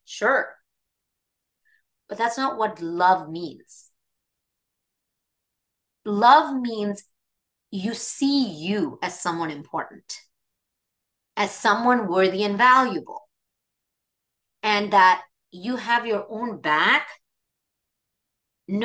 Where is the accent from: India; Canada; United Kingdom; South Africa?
India; moved away; I grew up in India